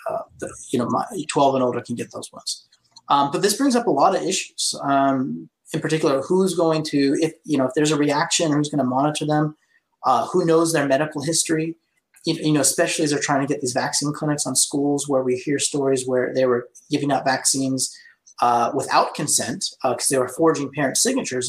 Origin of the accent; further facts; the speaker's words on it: Placer County, California, United States; I'm from Placer County.